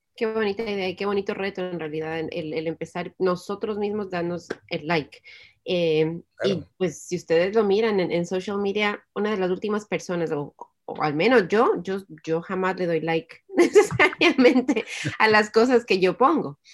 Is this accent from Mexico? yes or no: no; Ecuador; en el Ecuador, que es de donde yo soy